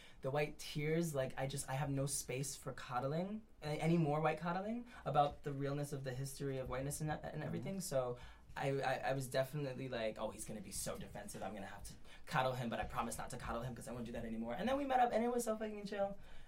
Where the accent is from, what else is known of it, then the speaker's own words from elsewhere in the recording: New York City, New York, United States; I grew up in Brownsville. I grew up in like Southside Jamaica, Queens. So like I know what it, and I'm like a small framed, light skinned Latino who's gay